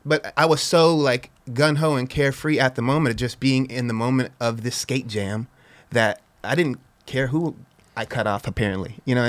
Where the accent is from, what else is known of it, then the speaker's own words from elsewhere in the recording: Los Angeles, California, United States; In San Fernando Valley. So in Van Nuys area.